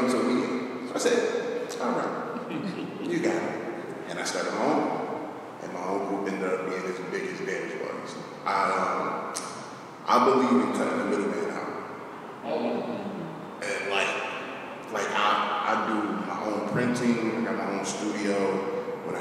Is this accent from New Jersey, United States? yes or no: yes; Newark, New Jersey, United States; I'm from Newark. I'm a Newark native